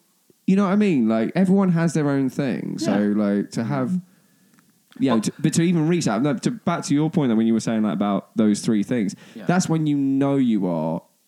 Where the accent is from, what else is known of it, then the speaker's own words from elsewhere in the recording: England, United Kingdom; no, no, no, we're English.